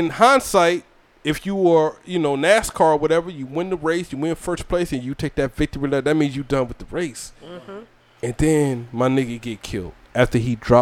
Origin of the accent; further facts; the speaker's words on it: Georgia, United States; also born or lived in South Carolina; now in Fayetteville, United States; I'm from Georgia